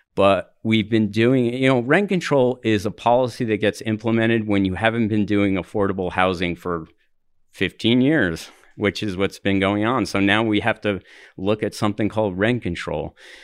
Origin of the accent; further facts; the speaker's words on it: Denver, Colorado, United States; You know, I'm from the Highlands area, and it's like a lot of construction is going on